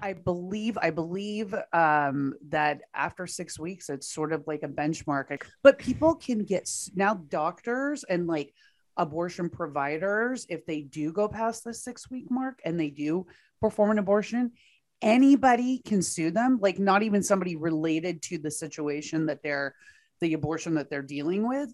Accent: Texas, United States; my home state of Texas

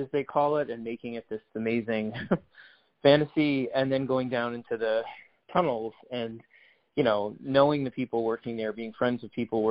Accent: New York City, New York, United States; moved away as an adult; I grew up in New York City

